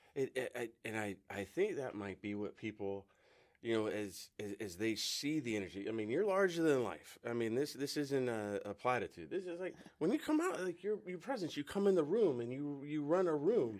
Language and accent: English; West Coast, United States; moved away; I'm from the West Coast